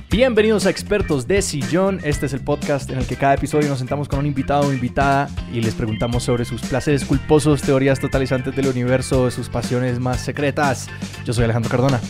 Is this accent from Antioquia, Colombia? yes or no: no; Chía, Cundinamarca, Colombia; soy de Bogotá, pero de Chía